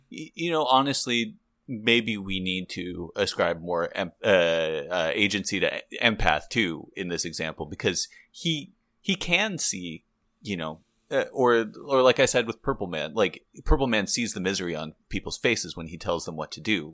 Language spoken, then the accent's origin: English; Santa Barbara, California, United States; we're both from Santa Barbara, California